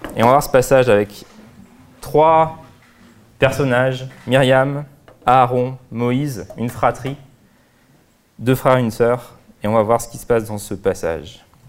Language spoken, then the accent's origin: French; France; en tant que Français